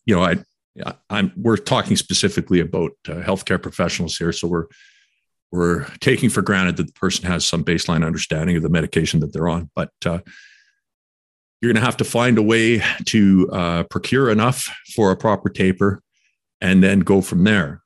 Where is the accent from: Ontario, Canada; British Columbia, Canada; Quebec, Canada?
British Columbia, Canada; Quesnel; moved away; back in my hometown of Quesnel